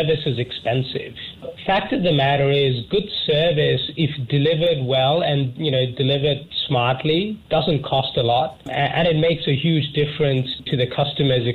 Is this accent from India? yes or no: yes; India; moved away as an adult; also born or lived in Canberra, Australia; I was born in India and I moved to Australia for university when I was 17